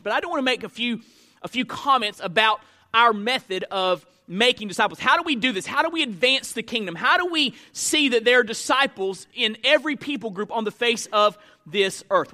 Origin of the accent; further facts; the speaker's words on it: Florida, United States; moved away as an adult; also born or lived in Memphis, Tennessee; now in Hernando, Mississippi, United States; we graduate from school, and we go back to Florida. That's just what you do. That's what, my, people in my hometown didn't leave their hometown.